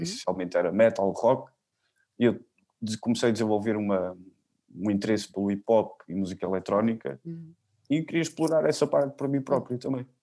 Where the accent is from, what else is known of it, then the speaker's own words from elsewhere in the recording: Figueira da Foz, Coimbra District, Portugal; also born or lived in Barreiro; a partir dos 15 dias de idade fiquei com ela, uhum. uh, logo fiquei aqui na Figueira